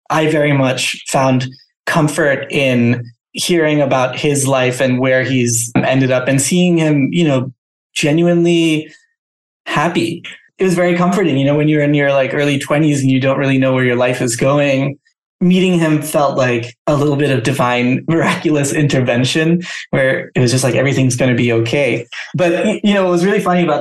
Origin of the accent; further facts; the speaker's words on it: Thailand; well, that's kind of crazy because I grew up in Thailand